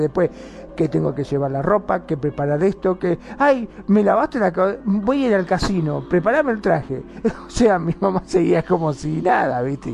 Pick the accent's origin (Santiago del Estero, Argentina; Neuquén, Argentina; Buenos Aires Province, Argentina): Buenos Aires Province, Argentina; Mar del Plata; yo soy de Mar del Plata